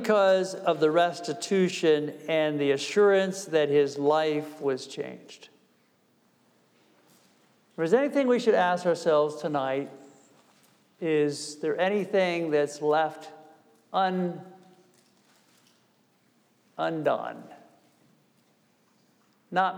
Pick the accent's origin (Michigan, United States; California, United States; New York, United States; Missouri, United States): New York, United States; I'm from New York